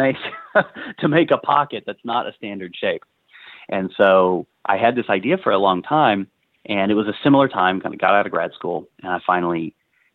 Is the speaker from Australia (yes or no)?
no; Arkansas, United States; growing up in Arkansas in the shadow of this monster state